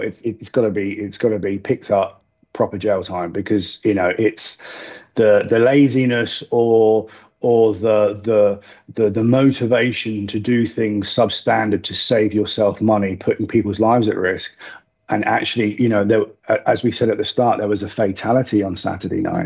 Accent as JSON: {"language": "English", "country": "United Kingdom", "moved": "yes", "lives_now": "United Arab Emirates", "said": "as, as Brit expats"}